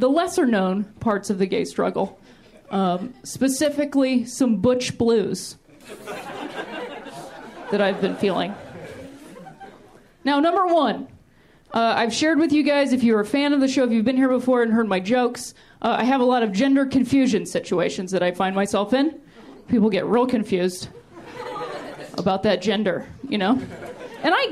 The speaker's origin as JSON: {"language": "English", "region": "Ohio", "country": "United States", "moved": "yes", "lives_now": "Los Angeles, United States", "said": "I'm from Ohio, which I like to call the thinking man's Indiana"}